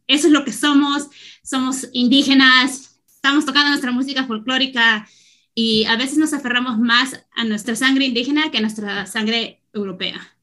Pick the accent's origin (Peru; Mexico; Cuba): Peru; also born or lived in Connecticut, United States; now in Washington, D.C., United States; no lo vi creciendo, no lo vi en Perú